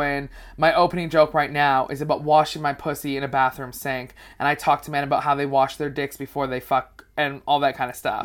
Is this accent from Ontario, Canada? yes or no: no; Vancouver, British Columbia, Canada; moved away as an adult; also born or lived in Toronto; now in United Kingdom; I'm a Canadian comedian. I moved to the U K in March of this year